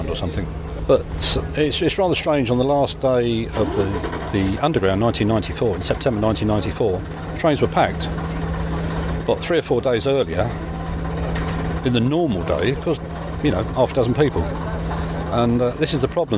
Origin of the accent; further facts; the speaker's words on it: England, United Kingdom; we're English